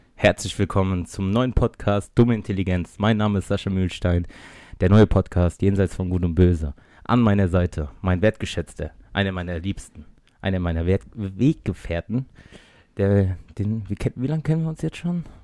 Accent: Mainz, Rhineland-Palatinate, Germany; sind aus Mainz, wir sind richtige Mainzer Buben

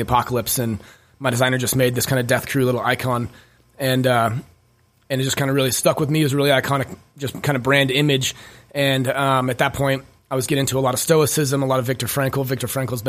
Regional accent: Wheat Ridge, Colorado, United States; also born or lived in Denver; I was born in Wheat Ridge, Colorado. My mom and dad, Rick and Shauna, were super, super young. So we grew up, you know, just poor

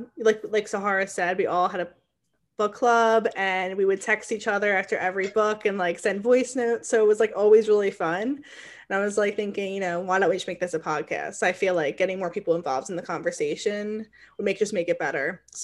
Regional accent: New Jersey, United States; I am 23 years old. My pronouns are she, her. I'm from New Jersey, and I'm a third year law student.

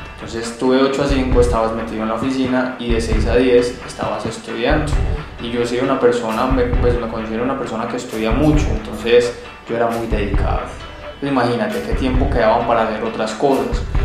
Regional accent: Colombia; also born or lived in Bogotá / Europe; now in Medellín, Colombia; me considero un colombiano

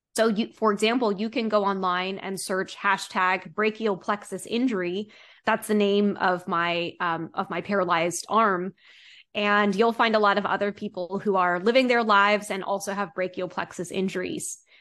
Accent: East Coast, United States; growing up on the East Coast

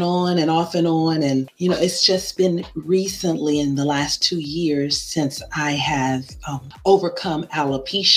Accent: Oklahoma City, Oklahoma, United States; now in Melbourne, Florida, United States; I'm originally from Oklahoma City, Oklahoma, but I live in Melbourne, Florida by way of military

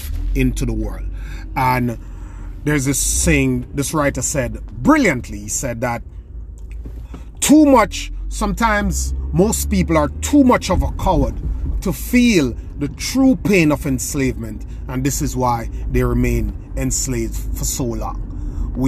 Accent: Jamaica; Where I come from in rural Jamaica, Caribbean, my hometown, it's a third world country

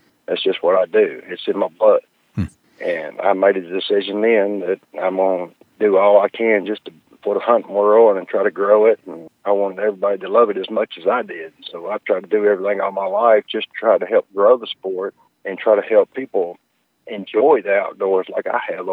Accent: Memphis, Tennessee, United States; moved away as an adult; also born or lived in North Mississippi; I grew up in Memphis

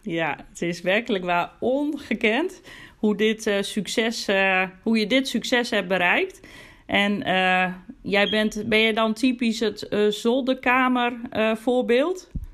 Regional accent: Groningen, Netherlands; ik kom zelf uit Groningen, woon in Groningen

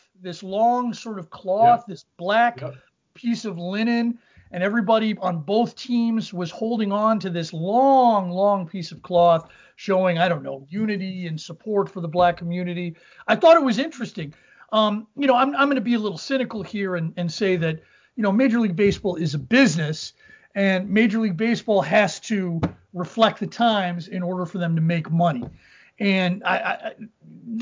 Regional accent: Cincinnati, Ohio, United States; moved away; I grew up in Cincinnati

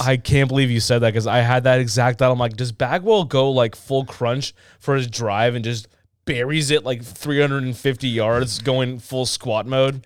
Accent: Southern California, United States; I grew up in Southern California

